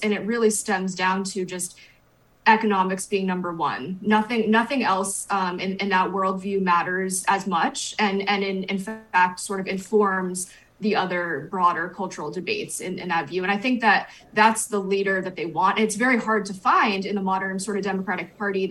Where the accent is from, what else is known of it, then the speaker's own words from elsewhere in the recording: New Hampshire, United States; moved away; that's my home state